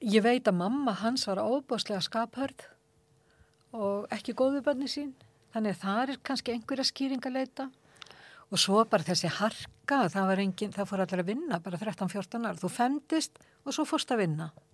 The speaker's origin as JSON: {"language": "Icelandic", "town": "Akranes", "region": "Western Region", "country": "Iceland", "tie": "born or raised there", "said": "þegar ég bjóð upp á Akrænsi, ég hef verið svona 11 ára 11-12 ára"}